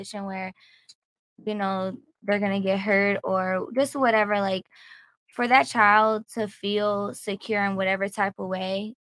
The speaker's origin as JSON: {"language": "English", "region": "Virginia", "country": "United States", "said": "I'm from Virginia."}